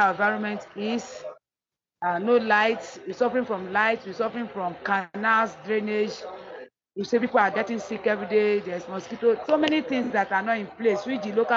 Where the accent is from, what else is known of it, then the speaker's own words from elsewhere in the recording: Delta, Nigeria; I'm from Delta State.